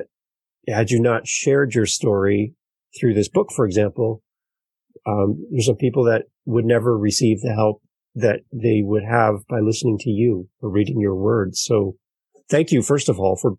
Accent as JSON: {"language": "English", "country": "Canada", "said": "us Canadians"}